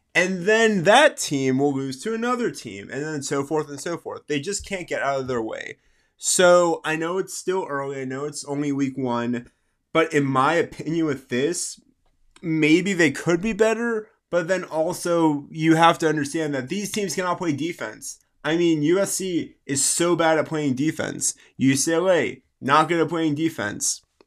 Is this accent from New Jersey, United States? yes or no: no; South Alabama, United States; my hometown team of South Alabama